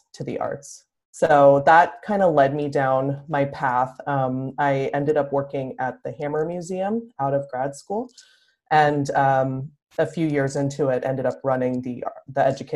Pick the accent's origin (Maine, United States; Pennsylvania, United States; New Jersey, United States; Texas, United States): Pennsylvania, United States; Philadelphia; moved away as an adult; now in Los Angeles, United States; I grew up on the East Coast and in Philadelphia